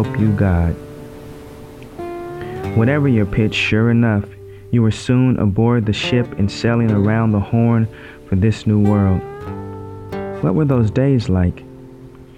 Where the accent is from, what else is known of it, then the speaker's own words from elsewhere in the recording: Oregon, United States; the state where I was born, Oregon.